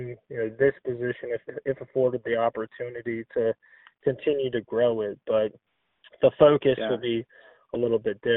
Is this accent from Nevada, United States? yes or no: yes; Northern Nevada, United States; moved away as an adult; also born or lived in Pacific Northwest; we're both originally from Northern Nevada.